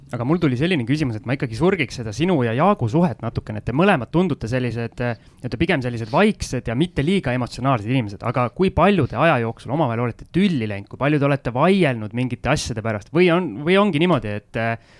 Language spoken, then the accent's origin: Estonian; Tallinn, Harju County, Estonia; mina Tallinna poisina õppisin soome keele üle TV-d vaadates ära